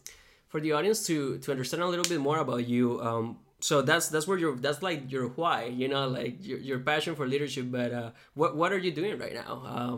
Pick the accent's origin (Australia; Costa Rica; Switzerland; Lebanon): Costa Rica; moved away; I grew up in Costa Rica